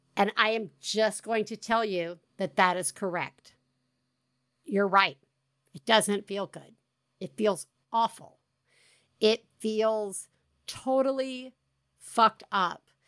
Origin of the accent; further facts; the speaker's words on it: the South, United States; accent: Southern; the more my Southern accent comes out